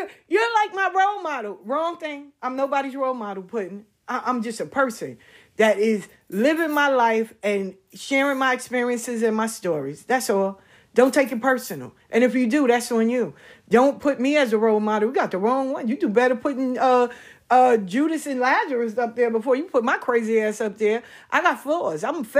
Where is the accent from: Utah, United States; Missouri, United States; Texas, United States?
Missouri, United States; I'm from Missouri. I'm in the show me state. You gotta show me.